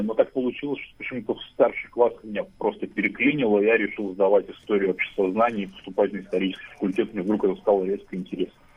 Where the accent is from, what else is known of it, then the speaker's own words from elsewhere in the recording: Pechory, Pskov Oblast, Russia; now in Saint Petersburg, Russia; мой родной город, это город Печоры